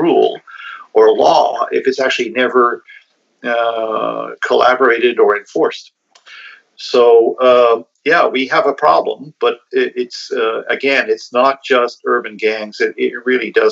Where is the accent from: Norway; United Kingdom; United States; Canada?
Canada; also born or lived in Perth, Ontario; as a Canadian culture, we have lots of guns in our country